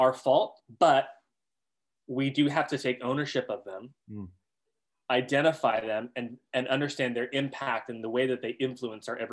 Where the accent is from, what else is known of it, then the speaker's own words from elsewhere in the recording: the South, United States; I was born in the South in the United States into a white conservative evangelical structure. And that's where I grew up.